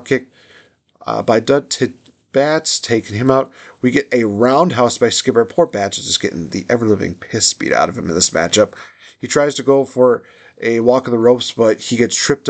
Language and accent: English; United States; I'm American